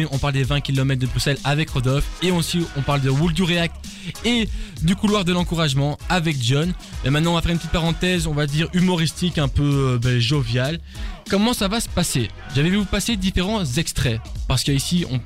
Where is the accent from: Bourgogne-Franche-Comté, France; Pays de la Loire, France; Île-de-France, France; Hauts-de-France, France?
Bourgogne-Franche-Comté, France; Je viens de France.